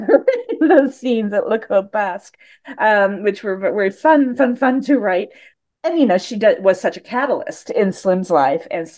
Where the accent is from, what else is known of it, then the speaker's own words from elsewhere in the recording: Indiana, United States; I was born in the Midwest in Indiana, but I was an odd Midwestern child.